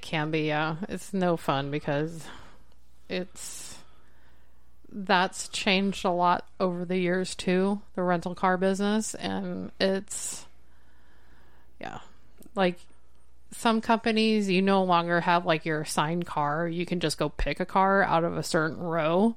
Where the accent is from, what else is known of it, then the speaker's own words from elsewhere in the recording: Bellevue, Nebraska, United States; growing up in Bellevue, we lived on the flight path